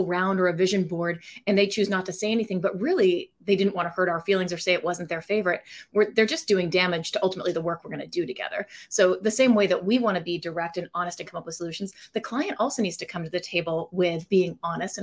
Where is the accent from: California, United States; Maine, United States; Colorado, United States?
Maine, United States; moved away as an adult; also born or lived in New York / Boston; I grew up in Maine, which is where the company is founded now